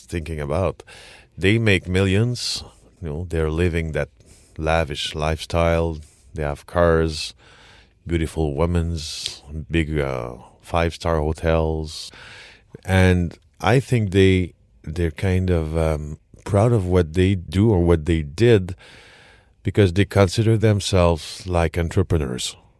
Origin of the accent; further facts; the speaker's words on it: Quebec, Canada; accent: French Quebec, Canadian; English is a second language; my French Quebec, Canadian, English accent